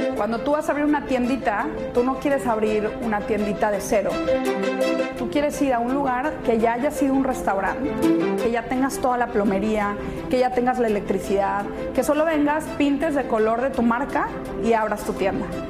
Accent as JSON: {"language": "Spanish", "country": "Mexico", "moved": "yes", "lives_now": "Miami, United States", "said": "como decimos en México"}